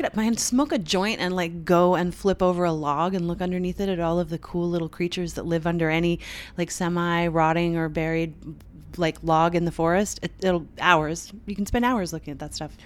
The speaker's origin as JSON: {"language": "English", "country": "Canada", "moved": "yes", "said": "I'm Canadian, uh, to, like, touch, to step into my homeland"}